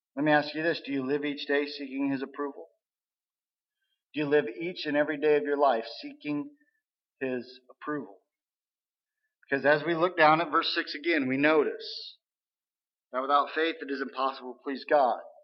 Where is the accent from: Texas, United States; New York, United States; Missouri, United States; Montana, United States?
Missouri, United States; we're from Missouri, uh, we're in the show me state right? You got to show me, or I'm not going to believe. I can say that because I grew up there